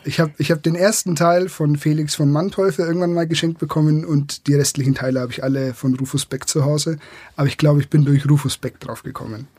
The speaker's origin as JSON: {"language": "German", "area": "Franconia", "region": "Bavaria", "country": "Germany", "said": "Ich komme aus der Region, da ähm, ist es Franken"}